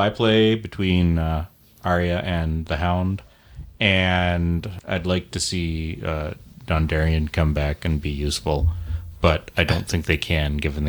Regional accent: Canada

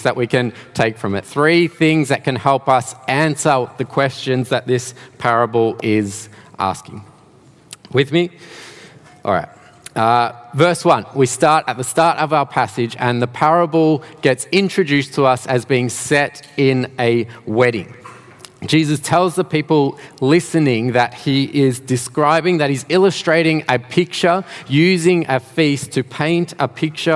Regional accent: Melbourne, Victoria, Australia; moved away as an adult; now in Geelong, Australia; I am not originally from Geelong. I did grow up in Melbourne, not too far from here actually, around Dandenong and Ringwood areas.

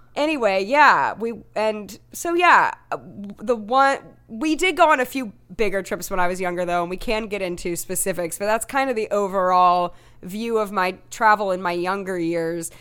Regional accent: Tennessee, United States; I'm from Tennessee

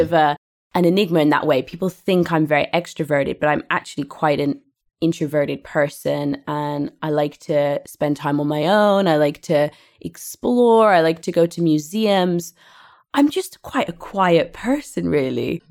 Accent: Didcot, South East England, United Kingdom; moved away as an adult; also born or lived in Scotland / Liverpool; now in Spain; I grew up in England

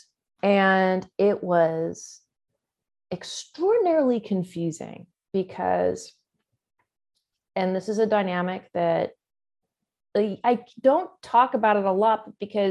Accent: Southern California, United States; born and raised in Southern California

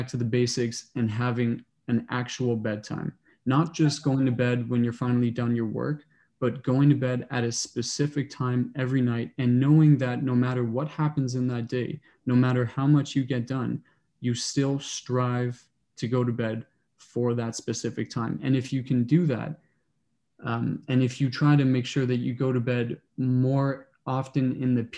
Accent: Toronto, Ontario, Canada; moved away as an adult; now in Kingston, Canada; I grew up in Toronto, went to high school downtown

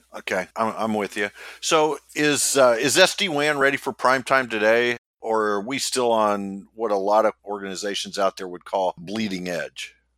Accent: Midwest, United States; I am from the Midwest

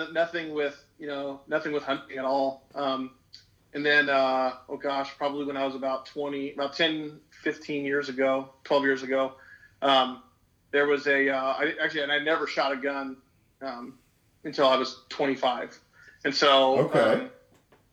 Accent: coastal California, United States; I was born and raised in California, in a non-hunting family

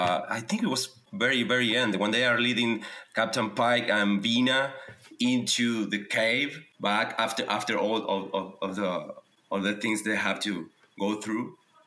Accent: Argentina; moved away as an adult; now in Los Angeles, United States; I'm from Argentina. And I've been living here in LA since the last 2 years. I'm a diplomat and work at the Argentine consulate.

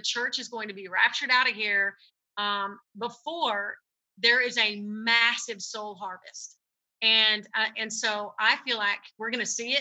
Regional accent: United States; we as American Christians

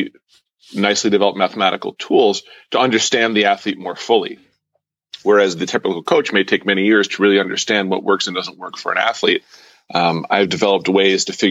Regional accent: an hour and a half north of Manhattan, small town in New York, United States; I grew up in a small town in New York of about 8,000 people, about, I don't know, you know, an hour and a half north of Manhattan

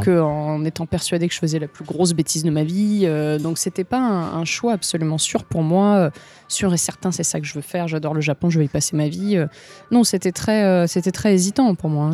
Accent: Marseille, Provence-Alpes-Côte d'Azur, France; moved away as an adult; also born or lived in Var; now in Japan; je viens de Marseille, mais je viens un peu de autour de Marseille. J'ai fait la moitié de mes études à Marseille, l'autre moitié à Aix-en-Provence

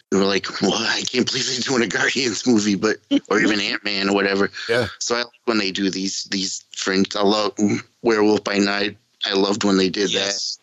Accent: New England, United States; accent: New England; my New England accent

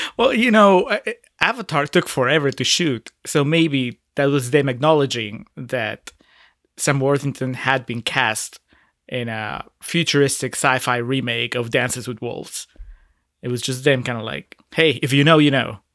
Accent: Peru; moved away; I'm originally from Peru

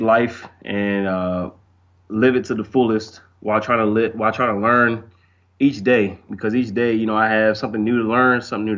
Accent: Silver Spring, Maryland, United States; moved away as an adult; also born or lived in North Carolina; now in Arkansas, United States; I'm from Silver Spring, Maryland. It's right outside of D.C. and Montgomery County.

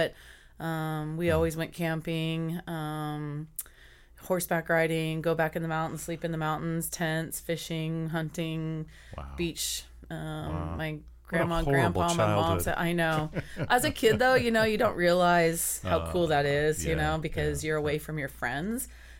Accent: Sacramento, California, United States; I'm from Sacramento.

